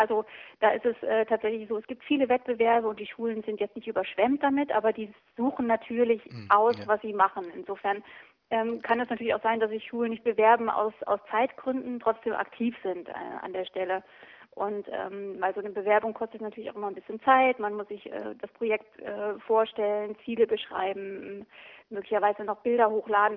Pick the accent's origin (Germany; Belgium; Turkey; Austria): Germany; East Germany; ich bin auch im, im Osten groß geworden